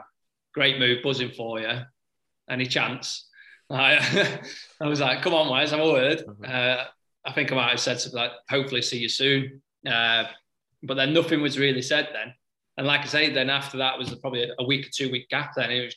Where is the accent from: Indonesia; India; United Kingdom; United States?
United Kingdom; Stoke-on-Trent, West Midlands; I'm from Stoke and it's not too far away